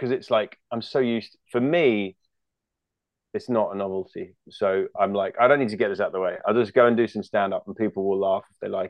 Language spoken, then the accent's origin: English; United Kingdom; moved away as an adult; now in California, United States; we're both British